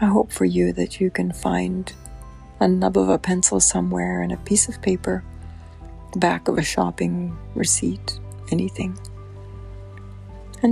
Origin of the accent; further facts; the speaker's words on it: Guyana; Guyana in South America, which is where I'm from. I'm from Guyana.